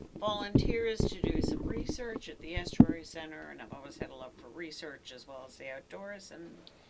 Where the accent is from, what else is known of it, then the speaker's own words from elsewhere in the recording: Massachusetts, United States; also born or lived in New Hampshire / Kentucky / Florida; now in Harford County, Maryland, United States; I'm actually from Massachusetts.